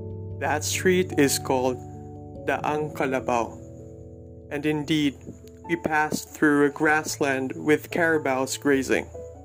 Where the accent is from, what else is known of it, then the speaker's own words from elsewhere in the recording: Los Baños, Laguna, Philippines; Growing up in Los Baños meant being raised in simplicity.